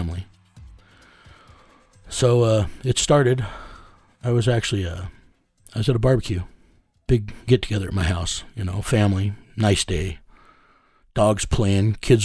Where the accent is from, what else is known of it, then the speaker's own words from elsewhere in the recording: United States; I'm a first generation American. My mother's Mexican and Comanche Indian